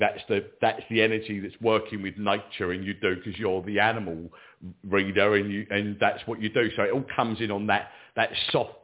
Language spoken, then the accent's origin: English; England, United Kingdom; I'm English, I'm in England